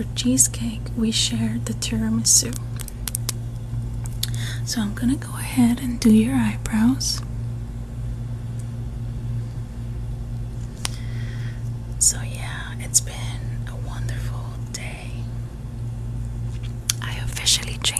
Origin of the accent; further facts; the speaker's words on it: Cuba; now in United States; I was born in Cuba